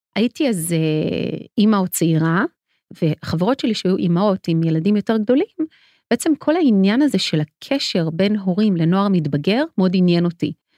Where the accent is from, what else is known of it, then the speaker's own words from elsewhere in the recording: Ramat HaSharon, Tel Aviv District, Israel; אני גדלתי ברמת השרון מול הספרייה הציבורית